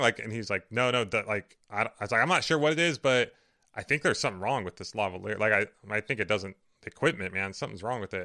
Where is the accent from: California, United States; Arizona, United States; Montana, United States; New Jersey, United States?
California, United States; Riverside; where my parents live and where I grew up